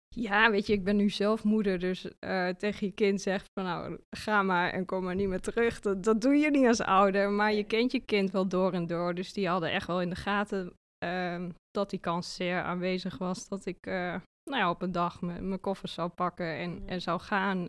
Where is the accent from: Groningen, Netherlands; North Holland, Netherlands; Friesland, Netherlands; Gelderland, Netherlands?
Gelderland, Netherlands; Achterhoek; accent: Achterhoek; moved away as an adult; also born or lived in Zwolle; Ik kom uit de Achterhoek en dat accent, dat heb ik natuurlijk nog steeds en daar ben ik ook heel trots op.